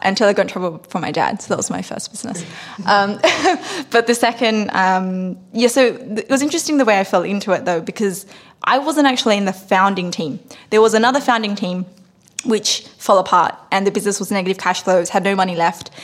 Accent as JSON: {"language": "English", "town": "Sydney", "region": "New South Wales", "country": "Australia", "tie": "born or raised there", "moved": "as an adult", "lives_now": "United States", "said": "I grew up in Sydney, Australia on the rougher parts of uh, Western Sydney near Cabramatta um, and also um, in Fairfield"}